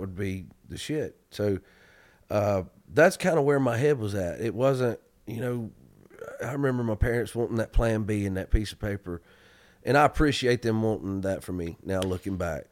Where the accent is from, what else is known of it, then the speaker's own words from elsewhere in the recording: Georgia, United States; the road you have to take in my hometown to get to the church I grew up